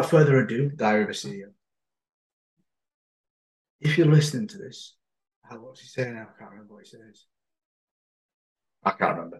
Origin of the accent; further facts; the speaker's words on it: Yorkshire and the Humber, United Kingdom; I'm from Yorkshire, I say things wrong all the time, but it's not wrong